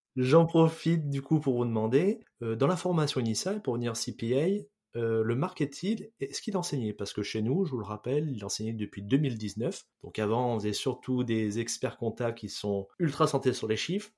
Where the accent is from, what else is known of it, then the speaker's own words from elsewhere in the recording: France; chez nous en France